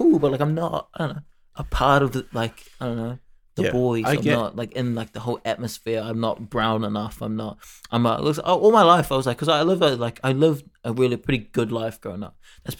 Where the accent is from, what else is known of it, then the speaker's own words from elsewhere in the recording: Mount Roskill, Auckland, New Zealand; born there; Like, I was born sort of in Mount Roskill, but since I left, you know, I moved to, like, a different neighborhood.